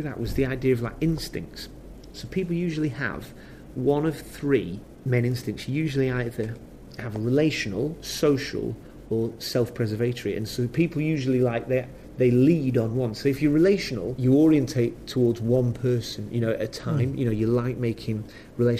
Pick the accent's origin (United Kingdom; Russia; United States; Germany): United Kingdom; Preston, North West England; where I'm from, Preston